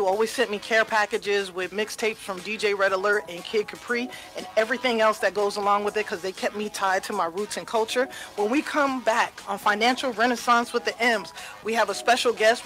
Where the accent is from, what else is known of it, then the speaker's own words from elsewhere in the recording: New York City, New York, United States; I grew up on Cedric Avenue in the Bronx